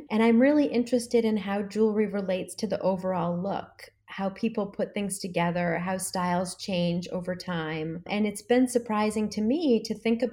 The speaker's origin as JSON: {"language": "English", "town": "Boston", "region": "Massachusetts", "country": "United States", "also_born_or_lived": "New York", "said": "I'm from Boston"}